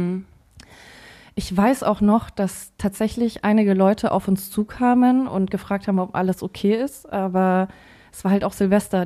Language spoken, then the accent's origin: German; Forchheim, Bavaria, Germany; Wir haben da noch äh, zu Hause gewohnt. Ich komme ja aus Forchheim